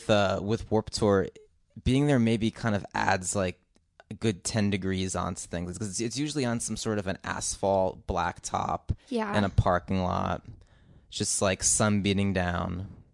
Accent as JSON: {"language": "English", "region": "New Jersey", "country": "United States", "said": "we're both from New Jersey"}